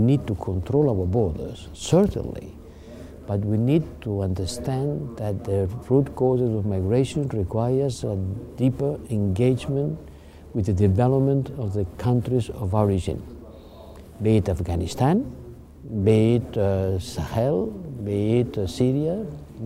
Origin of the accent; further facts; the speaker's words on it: Spain; I'm coming from Spain.